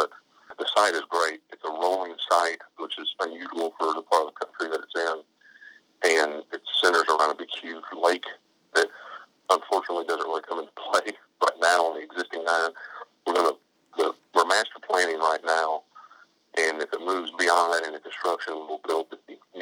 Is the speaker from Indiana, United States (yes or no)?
yes; Indiana, United States; moved away; when I grew up in Indiana